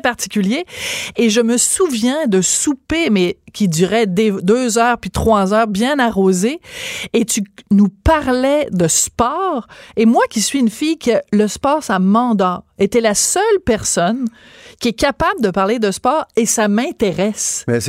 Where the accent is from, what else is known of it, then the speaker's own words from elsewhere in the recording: Bordeaux, Nouvelle-Aquitaine, France; moved away; je suis née à Bordeaux, euh, en France